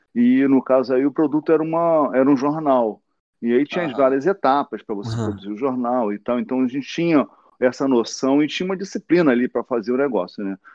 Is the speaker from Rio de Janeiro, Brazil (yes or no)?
yes; Rio de Janeiro, Brazil; moved away as an adult; also born or lived in Santa Teresa / São Conrado / Leblon; eu sou da Vila da Penha